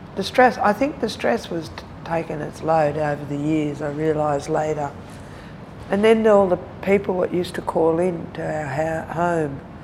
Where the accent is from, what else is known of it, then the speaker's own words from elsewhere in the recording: Melbourne, Victoria, Australia; also born or lived in Mooroopna; I'm born in Melbourne, grew up in and around Melbourne